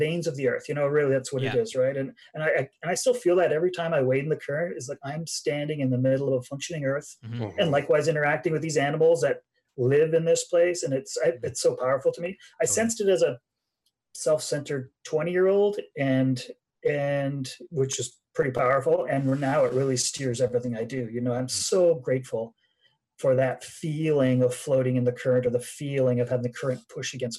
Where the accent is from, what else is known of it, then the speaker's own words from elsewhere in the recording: Pembroke, Ontario, Canada; moved away as an adult; also born or lived in Smithers, British Columbia; I am in my town I grew up in. So I'm in Pembroke, Ontario is where my farm was.